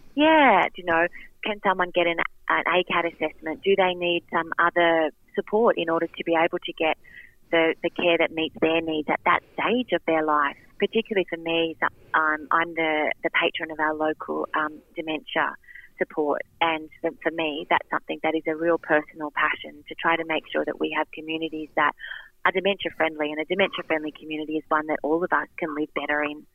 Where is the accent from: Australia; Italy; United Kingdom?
Australia; Wyong, New South Wales; I grew up in Wyong